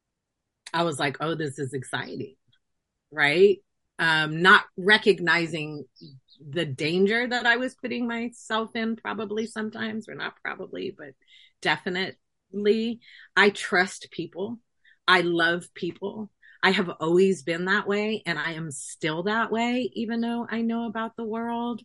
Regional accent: San Francisco, California, United States; also born or lived in Oakland; I spent time growing up in San Francisco, which is also a very urban environment and was in the Mission District

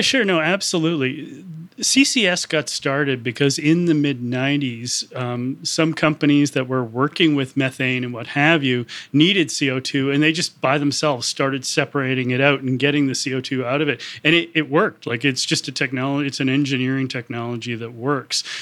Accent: Canada; I'm Canadian

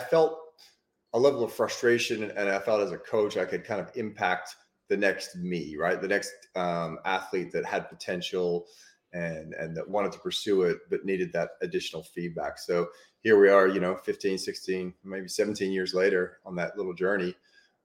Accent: Australia; now in United States; basically grew up in Australia

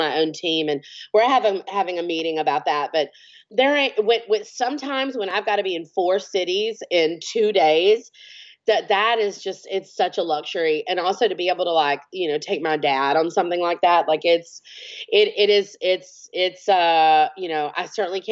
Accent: Alabama, United States; I'm from Alabama

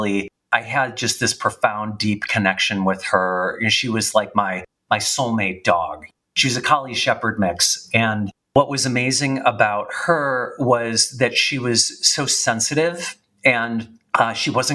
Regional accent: Chicago, Illinois, United States; I'm from Chicago. And I grew up in the suburbs

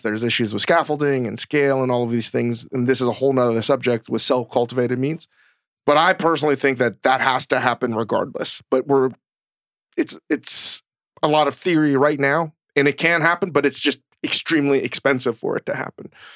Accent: Virginia, United States; growing up in Virginia

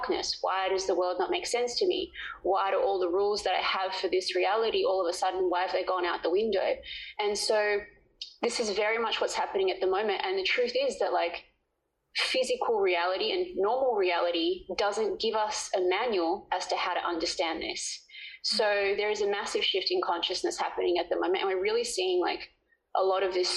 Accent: Perth, Western Australia, Australia; moved away; also born or lived in Sydney / Melbourne / Los Angeles; I grew up in Perth, obviously

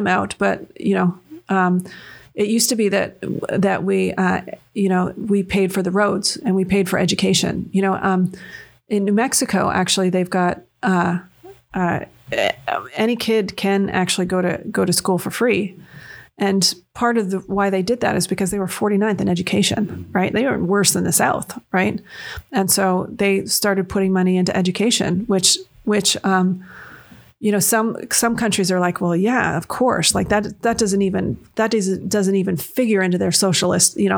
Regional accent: London, Ontario, Canada; moved away as an adult; now in United States; I grew up in London, Ontario

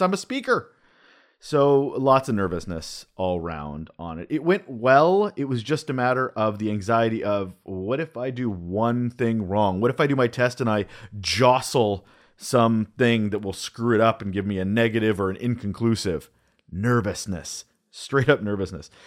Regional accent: Canada; also born or lived in Vancouver Island, British Columbia; I'm a Canadian.

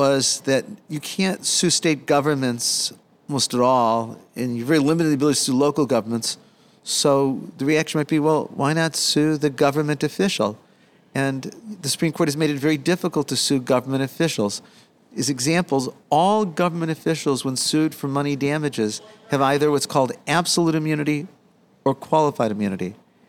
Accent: Chicago, Illinois, United States; I grew up in Chicago. I grew up in a working class family.

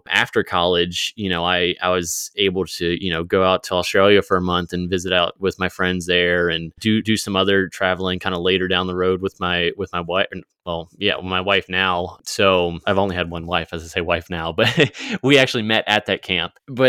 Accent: Virginia, United States; now in Springfield, United States; So I grew up in Virginia, currently in Springfield, Missouri area right now.

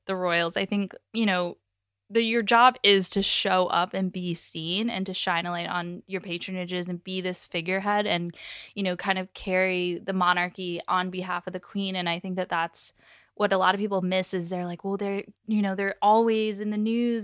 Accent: United States

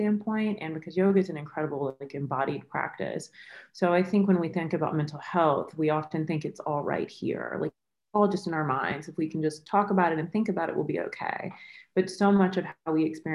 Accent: the South, United States; moved away as an adult; also born or lived in Florida / Mississippi / South Florida; now in New York, United States; I grew up in the South, like between North Florida and Mississippi

